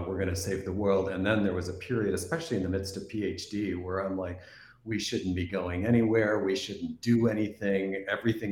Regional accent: East Coast of Canada, Atlantic Canada, Canada; moved away; also born or lived in Midwest, United States; I'm originally from Canada on the East Coast

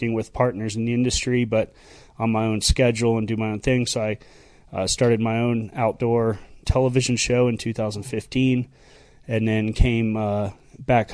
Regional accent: Sanibel, Florida, United States; Grew up on Sanibel Island

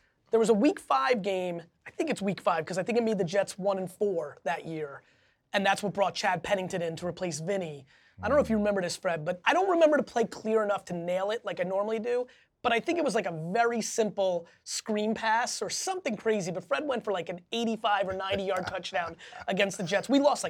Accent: Belarus; English is a second language; I grew up from Belarus in the Soviet Union.

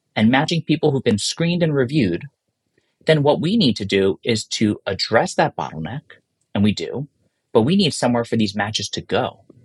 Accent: New York, United States; as a New Yorker

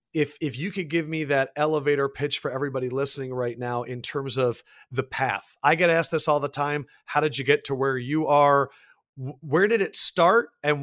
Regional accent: suburbs of Philadelphia, Pennsylvania, United States; moved away as an adult; now in New York, United States; I grew up in the suburbs of Philly and I've been now in New York for about 6 or 7 years.

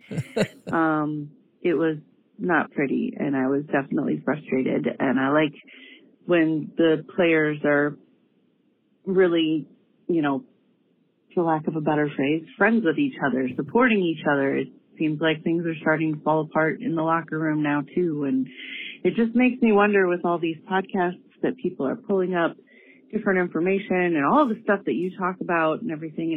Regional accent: Aurora, Illinois, United States; now in Mundelein, United States; I didn't grow up here, grew up in Aurora, but we're from Illinois.

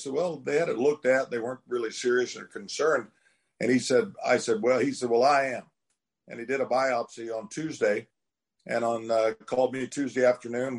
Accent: Oklahoma, United States; growing up in Oklahoma, working in the fields, chopping cotton and combining peanuts and pulling cotton

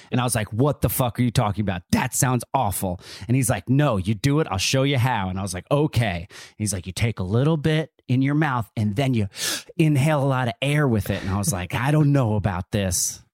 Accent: Neptune, New Jersey, United States; So I grew up in Neptune, New Jersey.

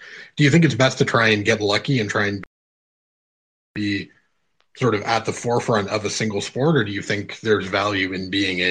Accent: Canada; I'm Canadian

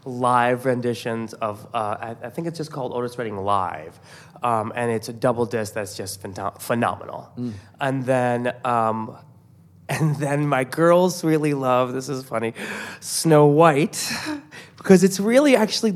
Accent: Iran; born there; I'm Iranian, so I have a lot of places that I can go to. I was born in Iran, and my parents are very Iranian.

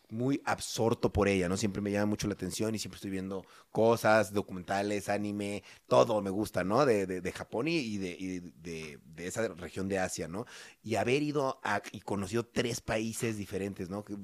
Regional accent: Mexico; son como, como los mexicanos, que somos lindos, son muy amables

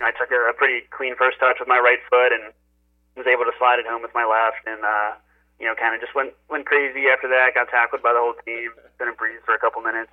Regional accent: Philadelphia, Pennsylvania, United States; moved away as an adult; also born or lived in Hoffenheim, Germany / Colorado; born and raised in Philly

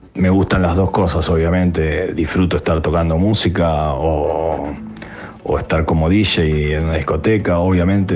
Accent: Buenos Aires, Argentina; Soy bien porteño

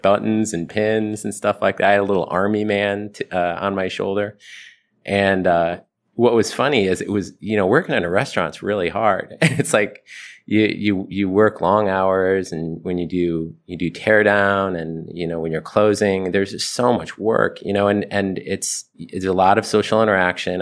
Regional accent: Ohio, United States; I, I grew up in Ohio

